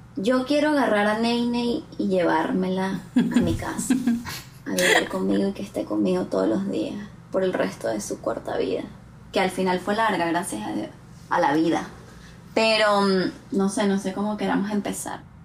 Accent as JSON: {"language": "Spanish", "country": "Venezuela", "moved": "as an adult", "lives_now": "Canada", "said": "todas las veces que he ido a Venezuela en los cuatro cortos años que llevo en Canadá"}